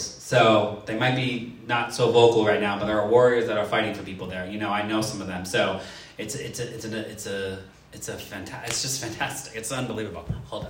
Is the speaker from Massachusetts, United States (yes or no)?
yes; Worcester, Massachusetts, United States; I grew up in Worcester, Massachusetts.